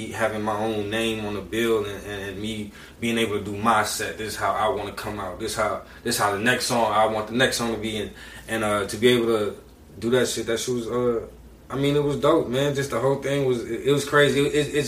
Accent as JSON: {"language": "English", "town": "Saint Paul", "region": "Minnesota", "country": "United States", "tie": "born or raised there", "said": "growing up from St. Paul"}